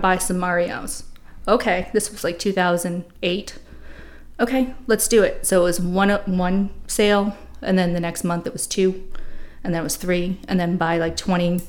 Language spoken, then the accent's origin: English; Boston, Massachusetts, United States; moved away; also born or lived in England / San Diego; I grew up in Boston